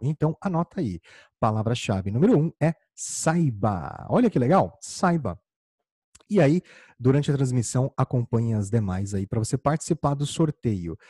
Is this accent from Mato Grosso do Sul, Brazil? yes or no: yes; Campo Grande, Mato Grosso do Sul, Brazil; eu sou natural de Campo Grande, no Mato Grosso do Sul.